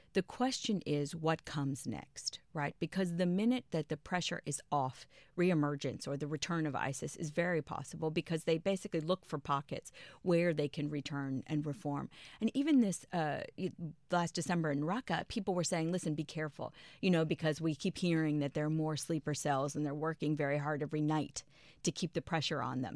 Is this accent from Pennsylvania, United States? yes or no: no; Prince George's County, Maryland, United States; I grew up in Maryland